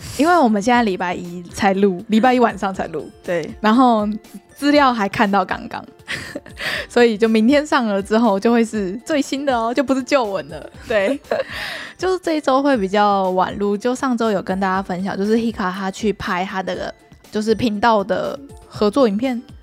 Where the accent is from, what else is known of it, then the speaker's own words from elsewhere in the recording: Taiwan; 我们作为台湾人